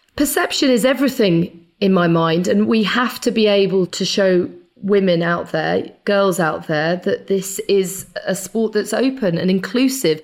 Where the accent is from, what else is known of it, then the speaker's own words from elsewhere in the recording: United Kingdom; I was actually born very near to Silverstone